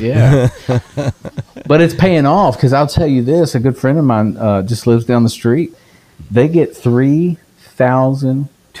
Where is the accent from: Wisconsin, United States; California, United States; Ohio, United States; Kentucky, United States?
Kentucky, United States; Woodford County; I grew up in Woodford County